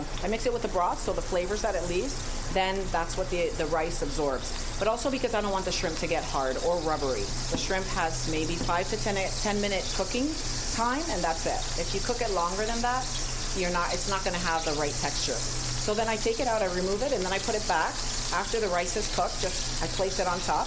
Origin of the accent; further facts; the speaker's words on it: Spain; now in United States; I'm from Spain, so I kind of was brought up with all the tricks and secrets of paella